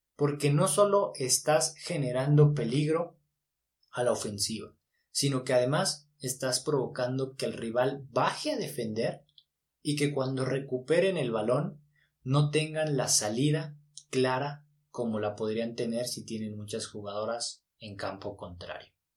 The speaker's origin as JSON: {"language": "Spanish", "country": "Mexico"}